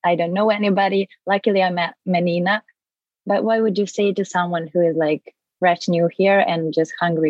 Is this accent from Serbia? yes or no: yes; Serbia; English is a second language; moved away as an adult; now in Vancouver, Canada; I'm 21 years old. I'm a dancer from Serbia and moved to Vancouver like 3 months ago. So I'm fresh new here